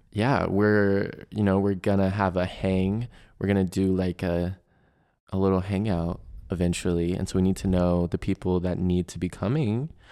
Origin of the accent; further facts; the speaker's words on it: Chesapeake, Virginia, United States; moved away; my hometown in Chesapeake